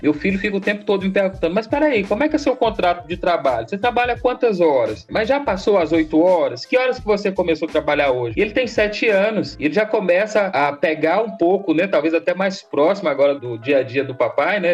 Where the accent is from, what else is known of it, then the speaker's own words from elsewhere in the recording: Januária, Minas Gerais, Brazil; also born or lived in Almenara / Arinos; eu sou natural lá de Januária, né? Lá no extremo norte de Minas